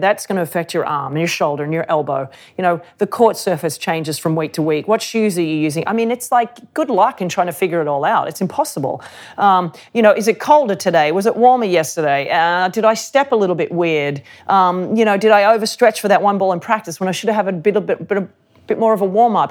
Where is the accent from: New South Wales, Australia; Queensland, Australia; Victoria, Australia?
New South Wales, Australia; Sydney; I grew up in Sydney, um, the beaches of Sydney.